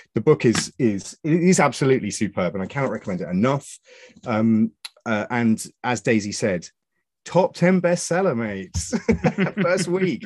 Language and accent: English; Suffolk, East of England, United Kingdom; I'm from Suffolk